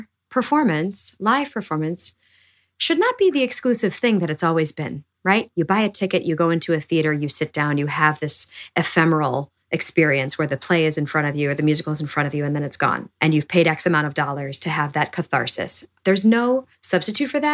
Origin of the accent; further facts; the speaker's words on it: Milwaukee, Wisconsin, United States; moved away; Milwaukee and my hometown that fostered my imagination at a young age